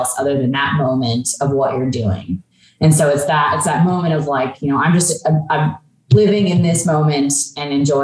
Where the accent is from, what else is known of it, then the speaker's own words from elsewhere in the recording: Olympia, Washington, United States; I grew up in Olympia, pretty much in like kind of the outskirts of Olympia